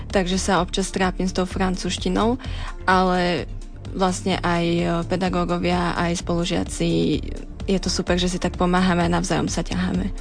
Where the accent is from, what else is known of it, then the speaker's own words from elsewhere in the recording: near Trnava, Trnava Region, Slovakia; moved away as an adult; now in Banská Bystrica, Slovakia; som zo západu, z okolia Trnavy